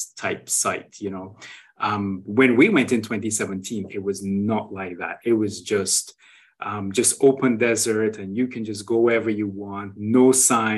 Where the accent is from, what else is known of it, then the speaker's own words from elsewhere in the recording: Trinidad & Tobago; moved away as an adult; also born or lived in Brazil; now in Saudi Arabia; I started off in Trinidad and Tobago, which is my home country